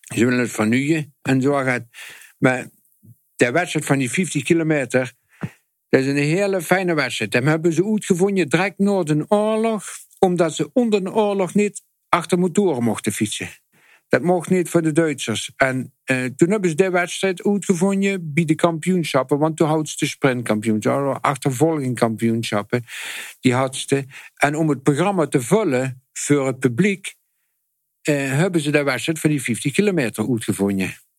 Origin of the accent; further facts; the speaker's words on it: Netherlands; als Hollander